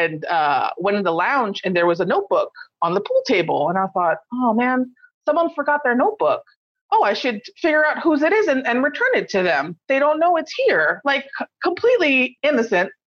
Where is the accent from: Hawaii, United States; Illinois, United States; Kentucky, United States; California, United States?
Hawaii, United States; Kauai; where I'm from Kauai